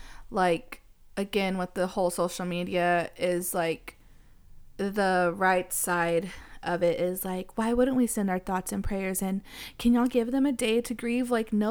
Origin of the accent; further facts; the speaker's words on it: Texas, United States; And, you know, we're from Texas. There's guns literally everywhere.